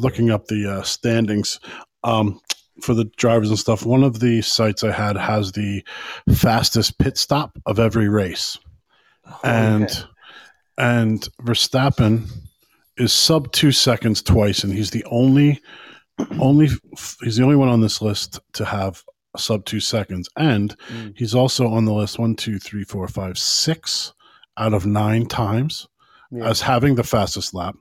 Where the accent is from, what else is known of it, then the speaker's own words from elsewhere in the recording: United States; now in Ireland; I'm an American